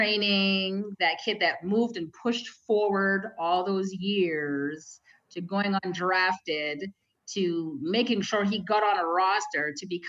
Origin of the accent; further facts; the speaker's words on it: Canada; I'm so proud as a Canadian.